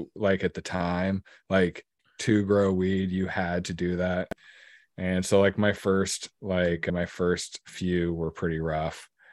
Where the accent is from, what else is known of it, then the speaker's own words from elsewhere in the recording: Lincoln City, Oregon, United States; I grew up in Lincoln City, and I live just outside of there now.